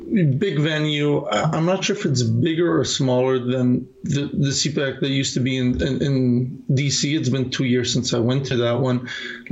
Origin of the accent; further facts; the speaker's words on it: Canada; I grew up in Canada, lived in Canada most of my life